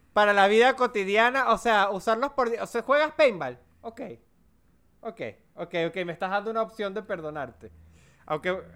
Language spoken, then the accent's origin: Spanish; Mérida, Venezuela; soy de Mérida. Mérida tampoco es una ciudad de usar muchos shorts. Mérida es una ciudad para los que no son de Venezuela considerada una de las ciudades más frías de, de, Venezuela